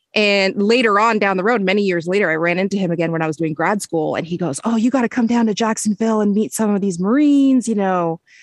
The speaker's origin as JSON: {"language": "English", "country": "Canada", "tie": "born or raised there", "said": "I grew up in Canada"}